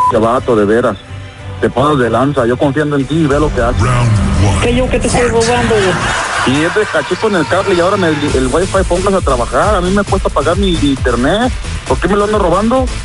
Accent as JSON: {"language": "Spanish", "region": "Hidalgo", "country": "Mexico", "said": "ya sabes cómo somos los guachacolitos de Hidalgo."}